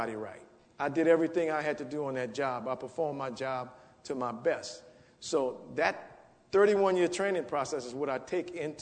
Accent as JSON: {"language": "English", "town": "New Orleans", "region": "Louisiana", "country": "United States", "tie": "born or raised there", "said": "I grew up in the 7th Ward of New Orleans"}